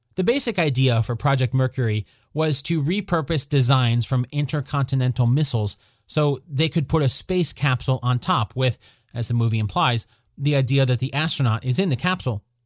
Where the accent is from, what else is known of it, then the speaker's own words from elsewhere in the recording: Oklahoma City, Oklahoma, United States; my hometown of Oklahoma City